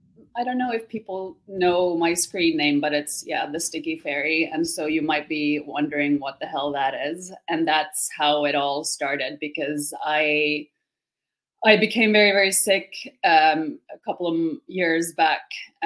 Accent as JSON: {"language": "English", "country": "Finland", "second_language": "English", "said": "I wouldn't have one because I'm actually from Finland. So that's probably even more confusing because I don't sound like a Finn either."}